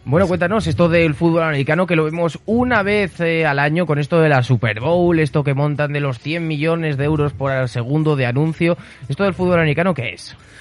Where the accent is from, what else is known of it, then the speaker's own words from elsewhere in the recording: Zaragoza, Aragon, Spain; en Zaragoza, en nuestra propia ciudad